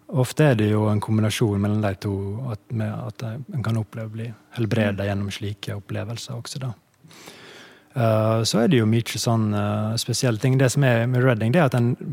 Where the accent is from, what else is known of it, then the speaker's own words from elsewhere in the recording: Stranda, Møre og Romsdal, Norway; now in Oslo, Norway; Jeg vokste opp i fjellheimen i Sunnmørsalpene